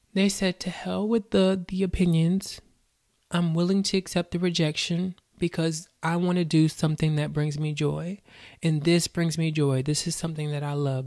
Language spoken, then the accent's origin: English; the South, United States; I was born and raised in the South